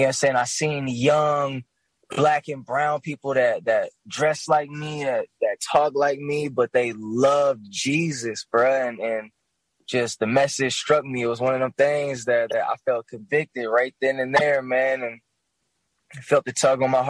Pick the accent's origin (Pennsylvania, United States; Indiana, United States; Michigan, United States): Michigan, United States; Grand Rapids; also born or lived in Kalamazoo, Michigan; I'm from Grand Rapids, Michigan, the mighty Midwest itself. I grew up actually a little bit in Kalamazoo, Michigan